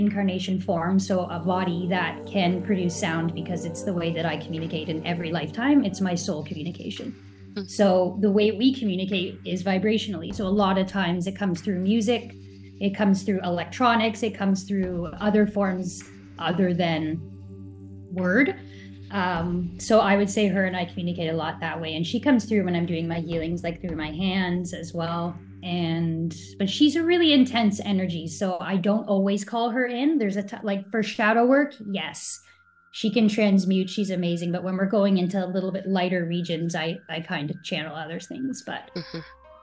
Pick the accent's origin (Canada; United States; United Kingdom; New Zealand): Canada; I'm a Canadian.